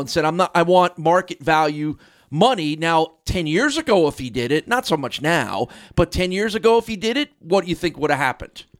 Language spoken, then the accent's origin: English; New Jersey, United States; a Miami Dolphins fan growing up in New Jersey